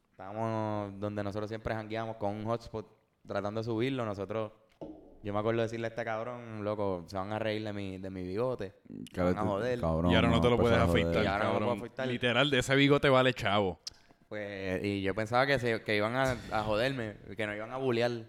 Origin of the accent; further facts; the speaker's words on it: Río Piedras, San Juan, Puerto Rico; Eh, no, somos de Río Piedras, pero el equipo de, de baloncesto pues es de Santurce.